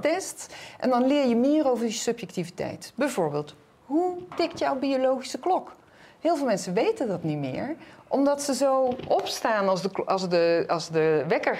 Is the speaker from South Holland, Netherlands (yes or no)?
no; North Brabant, Netherlands; Ik ben Brabantse